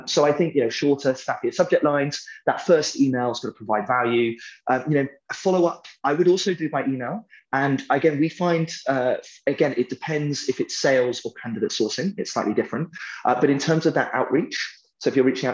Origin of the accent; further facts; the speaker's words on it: United Kingdom; I'm British